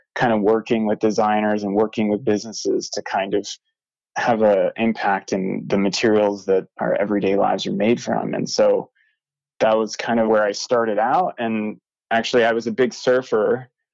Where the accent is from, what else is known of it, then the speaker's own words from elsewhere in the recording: North Carolina, United States; moved away as an adult; now in Bozeman, United States; I grew up in North Carolina.